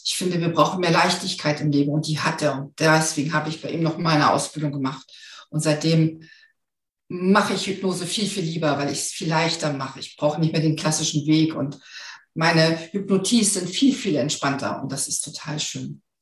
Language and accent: German; the North, Northern Germany, Germany; ich komme aus dem Norden